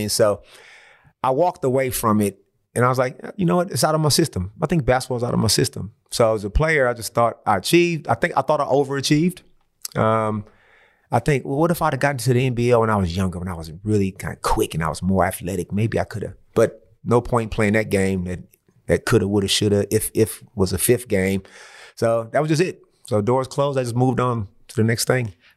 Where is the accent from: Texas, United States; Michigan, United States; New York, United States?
Michigan, United States; Saginaw; moved away as an adult; now in Australia; I'm from Saginaw, which is, let's say, like a hundred miles from Detroit.